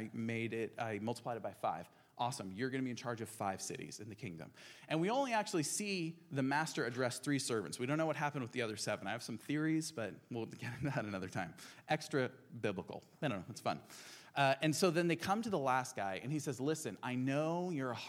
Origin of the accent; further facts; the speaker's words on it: Albania; now in Portland, United States; When I moved here from Albania, where I grew up